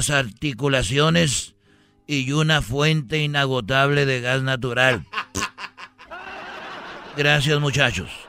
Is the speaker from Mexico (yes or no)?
yes; Jalisco, Mexico; porque yo soy de Jalisco. Y el Canelo es de Jalisco.